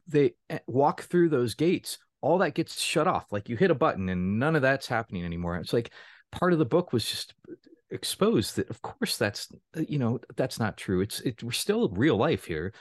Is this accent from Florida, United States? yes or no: yes; Florida, United States; moved away as an adult; now in Baltimore, United States; I was born and raised in Florida, was there for, uh, the first eighteen years of my life, and then got the hell outta there